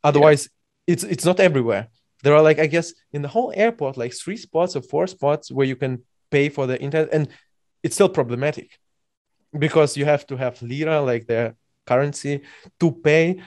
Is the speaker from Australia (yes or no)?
no; Belarus; now in Germany; I'm by birth from Belarus